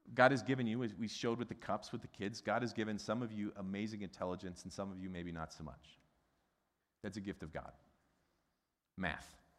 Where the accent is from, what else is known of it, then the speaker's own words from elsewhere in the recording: Midwest, United States; a Midwesterner who's got a German background